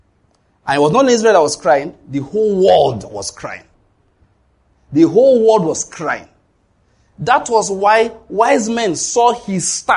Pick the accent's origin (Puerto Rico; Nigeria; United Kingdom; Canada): Nigeria; I'm a Christian from Nigeria.